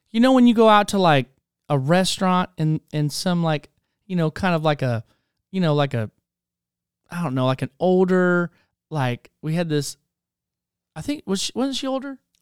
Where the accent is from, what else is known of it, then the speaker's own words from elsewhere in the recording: Spokane, Washington, United States; also born or lived in Charleston, South Carolina; now in Waxahachie, United States; Born in Charleston, South Carolina, was raised in Spokane, Washington, moved here to Texas, Waxahachie, Texas, and that's where I've been now since two thousand nine